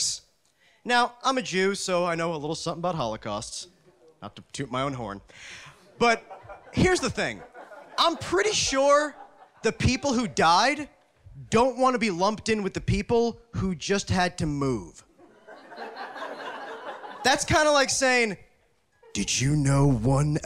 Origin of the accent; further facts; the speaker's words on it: New Jersey, United States; moved away; I'm from Jersey